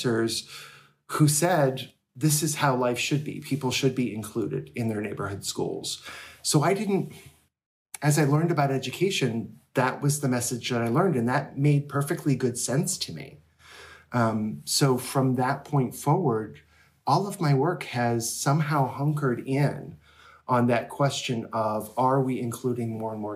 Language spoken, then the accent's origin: English; Rochester, New Hampshire, United States; this town, Rochester, New Hampshire. And that's my hometown